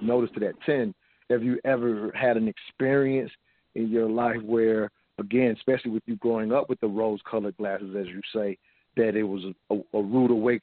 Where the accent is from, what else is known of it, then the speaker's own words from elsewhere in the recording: the South, United States; the way I grew up growing up in the South